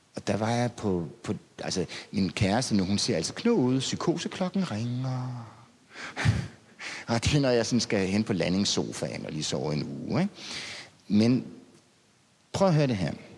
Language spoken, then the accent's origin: Danish; Denmark; jeg er provinsbo